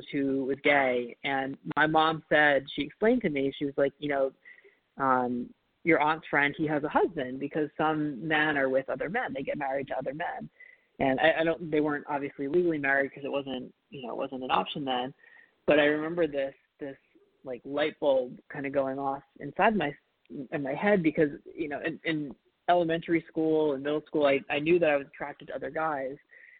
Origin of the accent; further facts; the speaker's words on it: Rhode Island, United States; when I grew up in Rhode Island